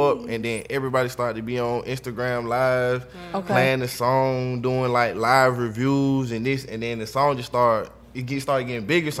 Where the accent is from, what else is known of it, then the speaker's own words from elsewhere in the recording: Atlanta, Georgia, United States; also born or lived in Florida; I'm from East Atlanta. I'm from Zone 6.